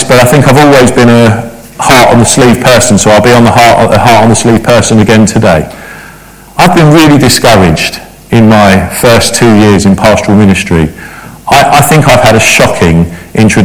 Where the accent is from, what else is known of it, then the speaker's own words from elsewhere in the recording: London, United Kingdom; I grew up in Battersea